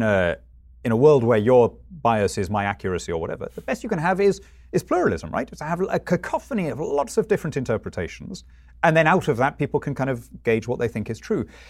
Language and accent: English; United Kingdom; I'm British rather than European